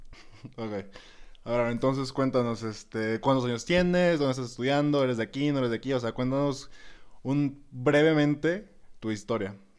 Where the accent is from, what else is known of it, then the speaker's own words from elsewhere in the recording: Escuinapa, Sinaloa, Mexico; now in Guadalajara, Mexico; yo también soy foráneo, pues obviamente en el primer podcast les expliqué que también soy de Escuinapa, Sinaloa.